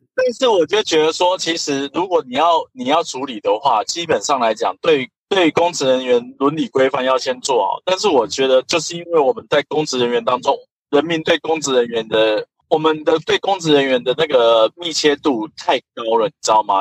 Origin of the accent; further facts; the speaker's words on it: Taiwan; 那其实我们台湾人很觉得说服务啊或是什么当中很重要